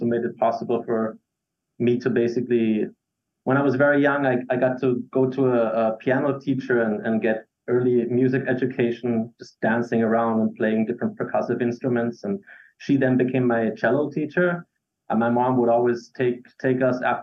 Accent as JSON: {"language": "English", "town": "Graz", "region": "Styria", "country": "Austria", "first_language": "English", "moved": "as an adult", "lives_now": "Vienna, Austria", "said": "I'm from Graz, the second largest city in Austria, capital of Styria."}